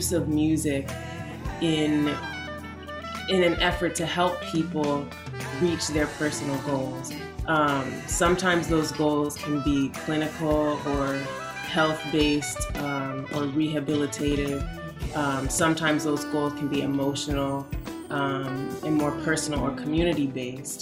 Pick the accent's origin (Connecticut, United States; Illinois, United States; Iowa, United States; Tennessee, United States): Connecticut, United States; Windsor; I grew up in Windsor, Connecticut